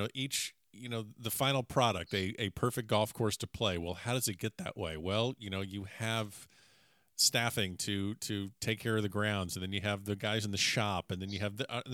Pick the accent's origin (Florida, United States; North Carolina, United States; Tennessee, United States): Florida, United States; Coral Springs; my hometown tournament, because I'm a Coral Springs, Florida guy